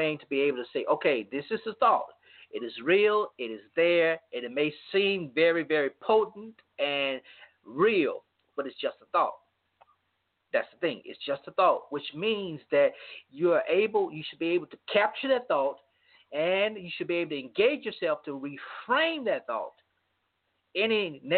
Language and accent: English; Louisiana, United States; my hometown in Louisiana